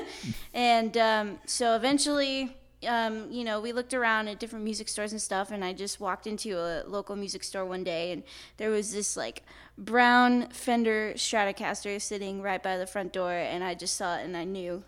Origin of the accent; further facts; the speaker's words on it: Napa, California, United States; born and raised in Napa, and I've basically lived there my whole life.